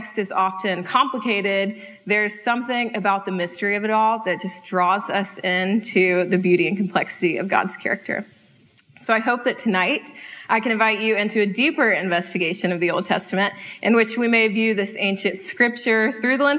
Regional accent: High Point, North Carolina, United States; moved away as an adult; also born or lived in Charlottesville, Virginia; now in Seattle, United States; I grew up with this family in High Point, North Carolina for all of my life, moved to Charlottesville, Virginia for college

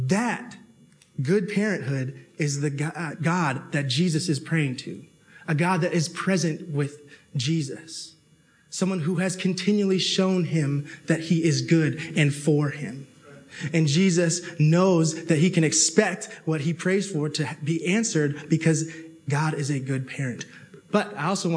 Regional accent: Toronto, Ontario, Canada; I grew up in Toronto

